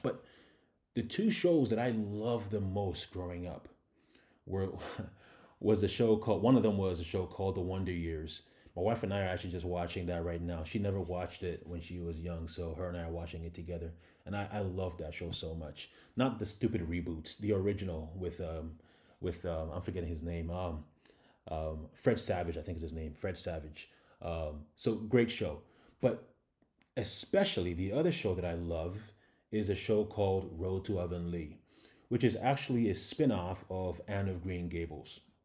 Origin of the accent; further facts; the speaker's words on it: Ghana; moved away; also born or lived in Canada; I'm a Ghanaian immigrant, and I was living in Canada at the time